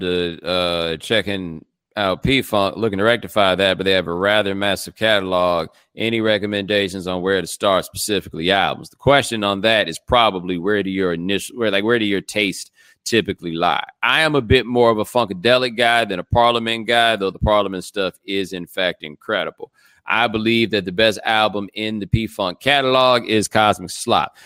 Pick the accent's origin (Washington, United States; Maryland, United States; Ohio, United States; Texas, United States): Texas, United States; Houston; I'm from Houston